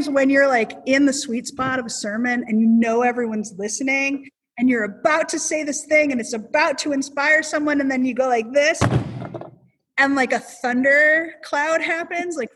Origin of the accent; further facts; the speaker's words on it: South Dakota, United States; Maybe it's because I'm from South Dakota.